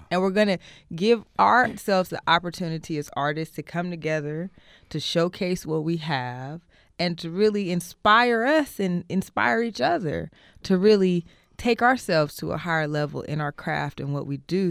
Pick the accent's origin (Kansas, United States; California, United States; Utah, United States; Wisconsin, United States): California, United States; Oakland; born and raised in Oakland, from Oakland, of Oakland